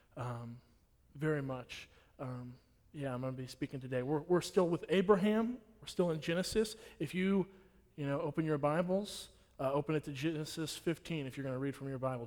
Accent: Nacogdoches, Texas, United States; I'm from here, I'm from Nacogdoches.

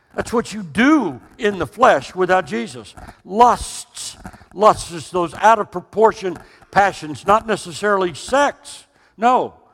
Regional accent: Austin, Texas, United States; also born or lived in Dallas; we are from Texas. Don't mistake that. We were both born in the capital city of Austin.

